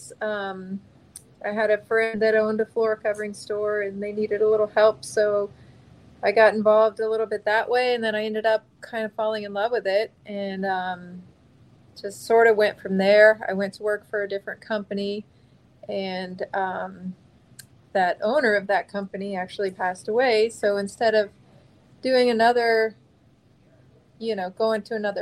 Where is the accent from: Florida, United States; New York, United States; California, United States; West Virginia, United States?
Florida, United States; Miami; now in Naples, United States; I was born in Miami, Florida, but I've been in Naples since 1984